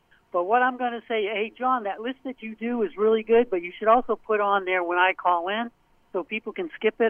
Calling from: Portland, Maine, United States; It's …, Portland, Maine.

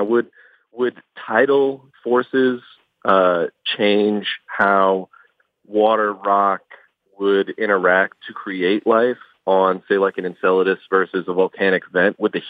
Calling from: Houston, Texas, United States; I'm calling from Space City, Houston.

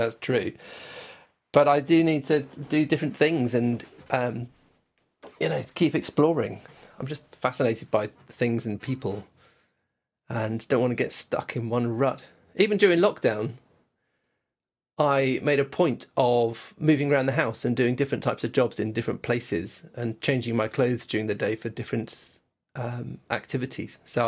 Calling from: Oxford, South East England, United Kingdom; I'm right in the middle of Oxford. You can probably hear the birds singing outside.

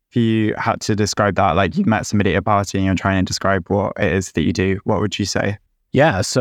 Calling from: Cleveland, Ohio, United States; I'm calling in from Cleveland, Ohio, in the US.

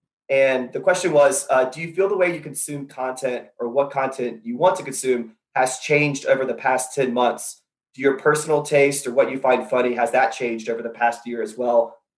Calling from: Charleston, South Carolina, United States; I'm from Charleston, South Carolina.

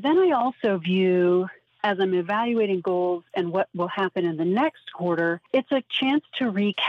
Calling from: Denver, Colorado, United States; I am calling from Denver, Colorado.

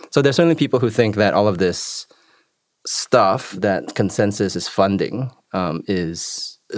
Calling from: Montevideo, Uruguay; speaking from Montevideo, Uruguay.

